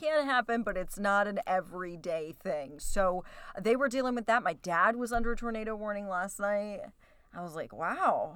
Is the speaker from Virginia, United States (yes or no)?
yes; Southwest Virginia, United States; moved away as an adult; also born or lived in Appalachia; now in Cleveland, United States; I am originally from Southwest Virginia